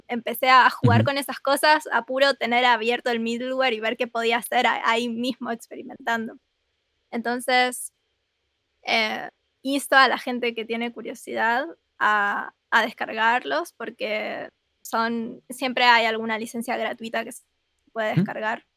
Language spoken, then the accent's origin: Spanish; Rosario, Santa Fe, Argentina; soy de Argentina